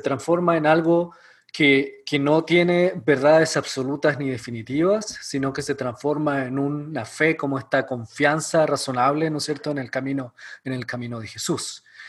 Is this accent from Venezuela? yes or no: no; Chile; moved away as an adult; also born or lived in Ecuador; now in Elkhart, United States; soy chileno. Eh, viví casi toda mi vida en Chile